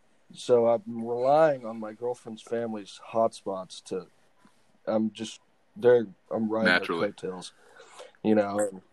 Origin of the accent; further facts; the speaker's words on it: Rockwall, Texas, United States; I hail from Rockwall, Texas, but currently right now I'm sitting in Eagle Rock, Missouri, next to Table Rock Lake.